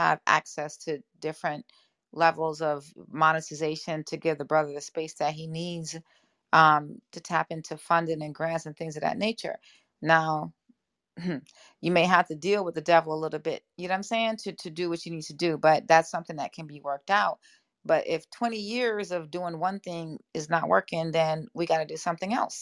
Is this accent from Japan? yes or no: no; Jamaica; I'm Jamaican as well.